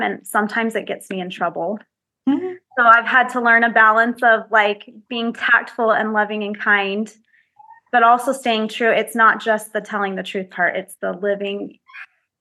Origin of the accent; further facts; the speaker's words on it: Utah, United States; I was born and raised here in Utah